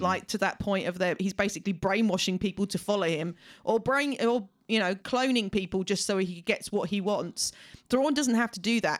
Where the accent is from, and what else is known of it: United Kingdom